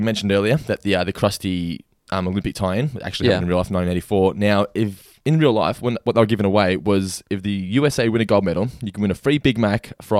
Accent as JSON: {"language": "English", "country": "Australia", "said": "I'm just Aussie."}